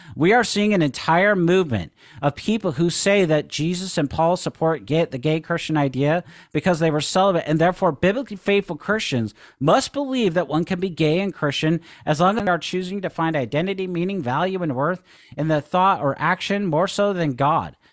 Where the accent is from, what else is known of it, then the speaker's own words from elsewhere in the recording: Seattle, Washington, United States; growing up in Seattle